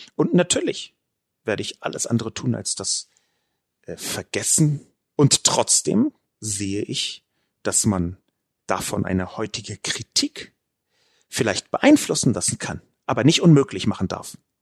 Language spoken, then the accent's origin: German; Berlin, Germany; Ich bin in West-Berlin geboren und aufgewachsen